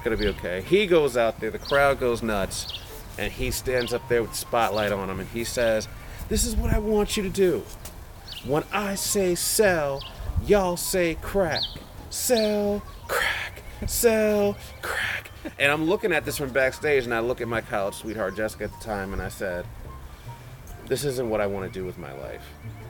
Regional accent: Windsor, Connecticut, United States; accent: no accent; I'm actually from Connecticut. I know people have a hard time guessing where I'm from because I'm completely void of an accent. {S0} Yes. {S1} I'm from Windsor, Connecticut, and that's where I lived most of my life

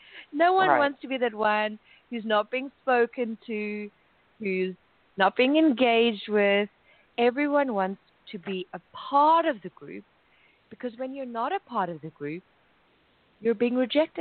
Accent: South Africa; now in Paris, France; I'm originally from South Africa

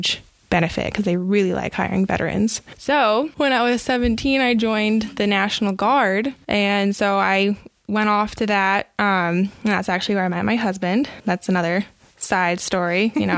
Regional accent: Austin, Texas, United States; moved away as an adult; now in Utah, United States; growing up in Austin and having the parents and the background that I had

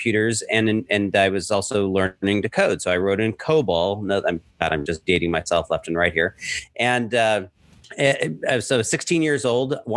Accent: Southern California, United States; moved away as an adult; also born or lived in Lake Tahoe; now in New York City, United States; born and raised in Southern California

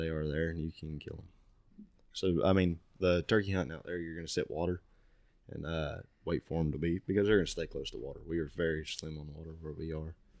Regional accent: United States; I was born and raised right there in Cassia

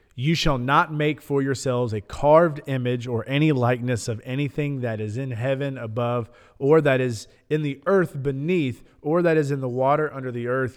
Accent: Lebanon, Tennessee, United States; Growing up in Middle Tennessee, growing up in Lebanon

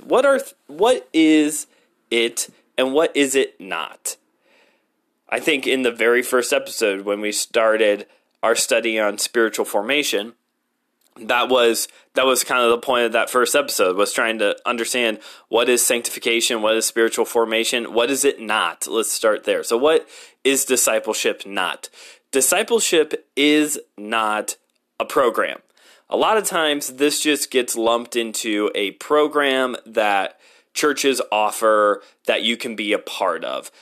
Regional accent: United States; I'm an American.

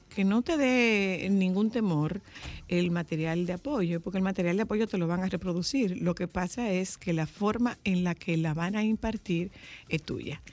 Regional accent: Nagua, María Trinidad Sánchez, Dominican Republic; mi pueblo, de Nagua

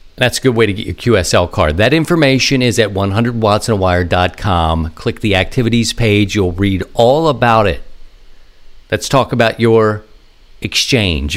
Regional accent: Maryland, United States; my home state of Maryland

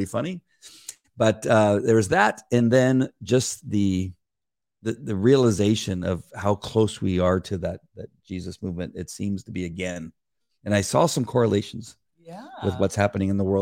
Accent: Orange County, California, United States; I grew up in Orange County.

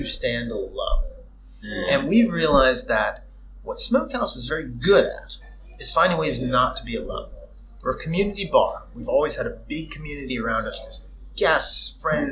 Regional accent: United States; now in Moldova; me as an American

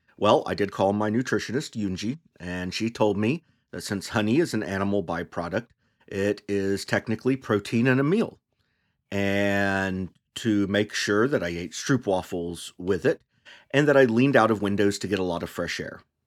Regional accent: United States; As an American, I was primarily exposed as a child to mythologies through two books widely used by public schools

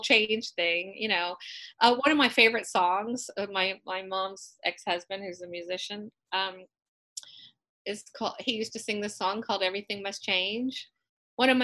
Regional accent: Western Maryland, United States; moved away as an adult; now in Georgia, United States; I grew up in Maryland, in Western Maryland, and I moved here in 1974 and went to college here

